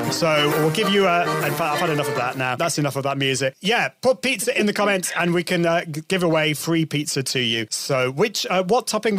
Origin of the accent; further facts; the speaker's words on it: United Kingdom; Because Brits, we like to go both ways, European and I'm more of an Italian kind of person